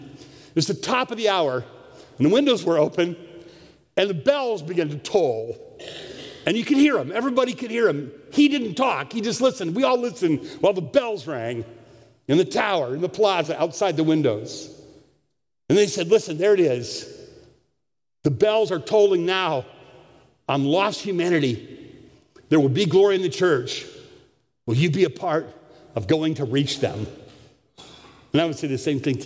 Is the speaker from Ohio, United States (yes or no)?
yes; Ohio, United States; moved away as an adult; now in Jackson, Michigan; I'm a kid from Ohio